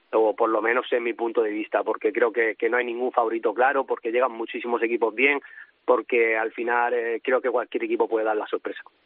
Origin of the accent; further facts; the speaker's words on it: Cieza, Region of Murcia, Spain; moved away as an adult; now in Naples, Italy; Murcia y Cieza, que, que de donde soy